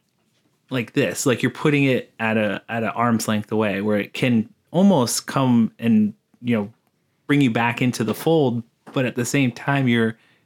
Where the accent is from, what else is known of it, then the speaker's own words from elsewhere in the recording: United States; I'm Native American on my mom's side, and I grew up on the res